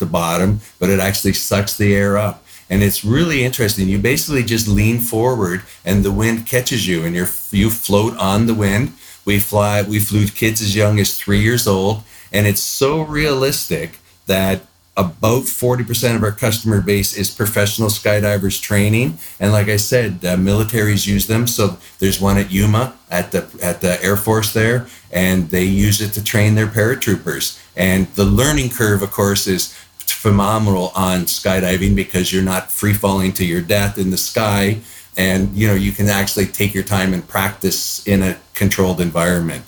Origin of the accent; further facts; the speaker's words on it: Niagara Falls, Ontario, Canada; moved away as an adult; also born or lived in Orlando, Florida; now in Austin, United States; I'm originally from Canada. I spent most of my life in the Niagara Falls area. And then I moved to the U.S. back in 1997